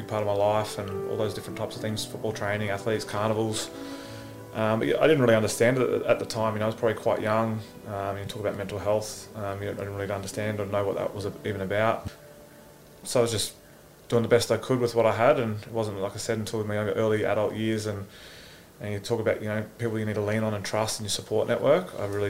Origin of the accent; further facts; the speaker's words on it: Gold Coast, Queensland, Australia; Yeah, a couple of teams, Parker Sharks, Mudrabar Redbacks and the Burley Bears.